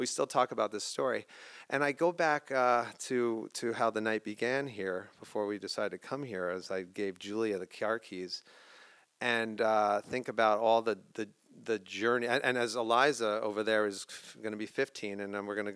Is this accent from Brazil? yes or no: no; White Plains, New York, United States; now in Sleepy Hollow, United States; We lived in White Plains, New York. I'm from Sleepy Hollow now, in the burbs of Westchester County.